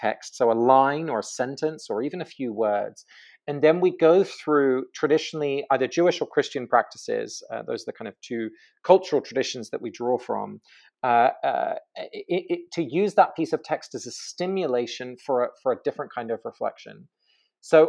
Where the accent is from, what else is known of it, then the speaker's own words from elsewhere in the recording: England, United Kingdom; moved away; I grew up in England